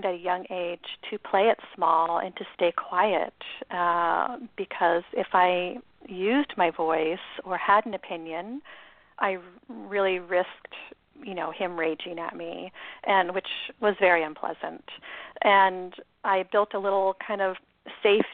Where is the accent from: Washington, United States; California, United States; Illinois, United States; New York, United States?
Washington, United States; Seattle; I was born in Seattle and raised by two parents